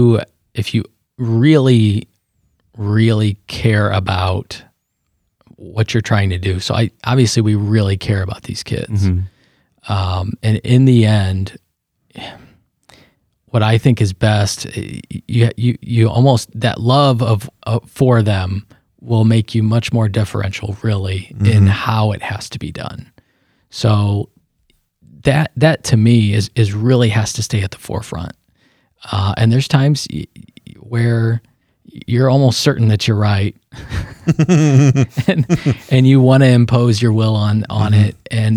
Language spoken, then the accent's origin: English; United States; I'm an American.